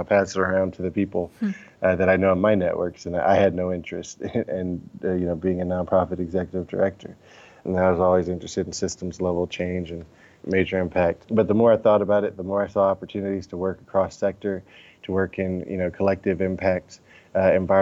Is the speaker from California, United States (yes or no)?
yes; Oakland, California, United States; Oakland, my hometown